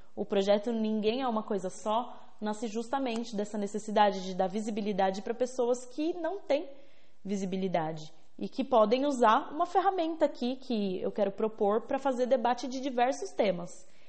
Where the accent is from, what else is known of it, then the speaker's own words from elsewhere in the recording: São Bernardo do Campo, São Paulo, Brazil; eu nasci em São Bernardo do Campo.